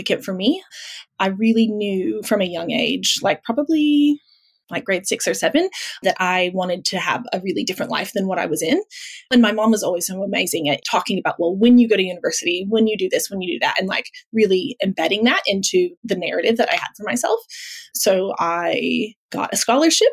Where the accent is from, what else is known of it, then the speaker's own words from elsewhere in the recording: Midwest, United States; moved away as an adult; now in Melbourne, Australia; in the States, I spent the first 20 so years of my life in the Midwest.